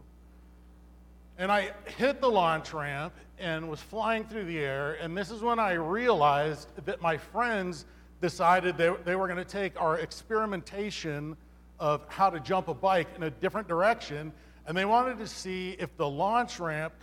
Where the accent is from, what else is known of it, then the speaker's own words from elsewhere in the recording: Los Angeles, California, United States; I grew up in Los Angeles, and we always kind of lived like downtown, you know, inner city